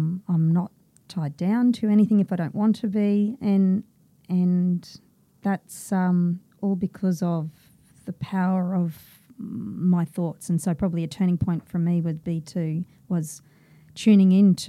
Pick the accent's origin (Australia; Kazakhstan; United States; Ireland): Australia; Brisbane, Queensland; Born in Brisbane